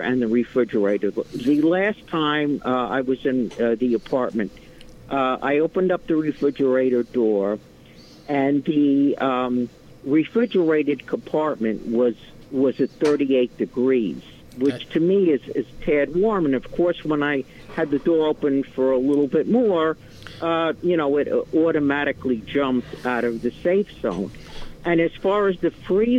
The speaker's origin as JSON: {"language": "English", "town": "Yonkers", "region": "New York", "country": "United States", "moved": "yes", "lives_now": "Hopewell Junction, United States", "said": "I'm formerly from Yonkers"}